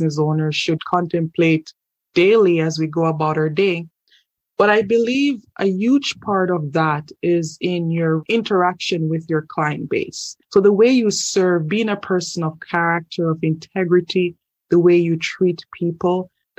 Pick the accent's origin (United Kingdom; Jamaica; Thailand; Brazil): Jamaica; moved away as an adult; now in Canada; I'm originally from Jamaica, and I moved to Canada in 2012.